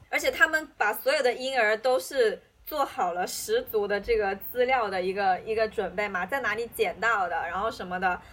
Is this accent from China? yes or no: yes; China; 以前你会很，很自然地就说 I'm from China